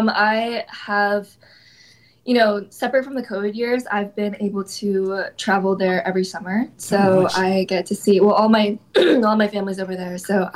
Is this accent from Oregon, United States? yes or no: yes; Portland, Oregon, United States; I am from Portland, Oregon. I am Japanese American